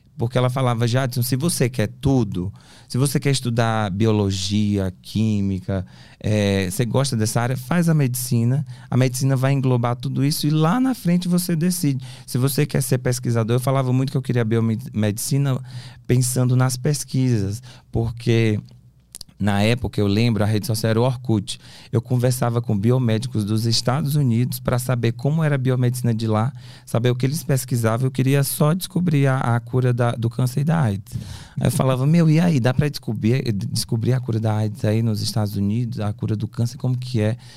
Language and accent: Portuguese; Teresina, Piauí, Brazil; moved away as an adult; now in São Paulo, Brazil; Sou de Teresina, Piauí.